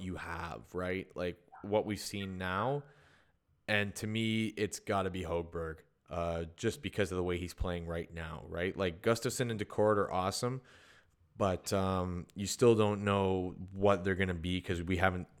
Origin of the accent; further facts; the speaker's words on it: Sudbury, Ontario, Canada; I'm from Sudbury